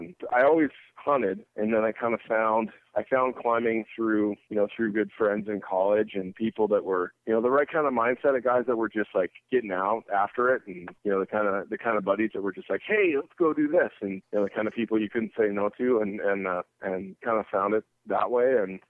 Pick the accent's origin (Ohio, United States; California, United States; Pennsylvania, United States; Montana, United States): Montana, United States; Oh, I basically grew up, you know, I'm from Montana. My parents moved out here before I was born